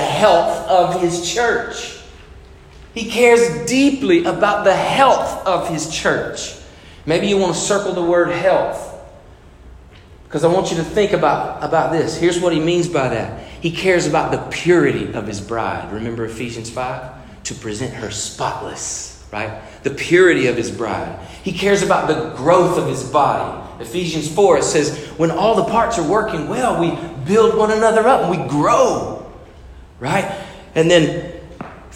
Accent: United States; I'm American, white, Caucasian

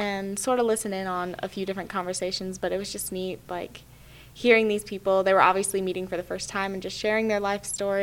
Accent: Nashville, Tennessee, United States; I am from Nashville, Tennessee. I grew up there

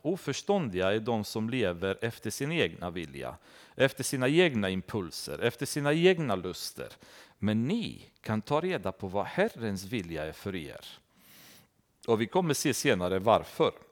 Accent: Romania; now in Sweden; i Rumänien, där jag kommer ifrån

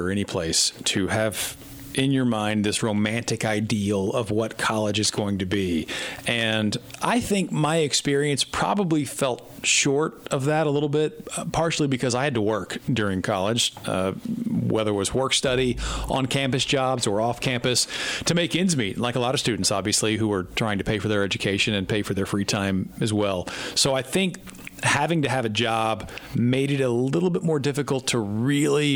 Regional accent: Fort Worth, Texas, United States; I was from Fort Worth

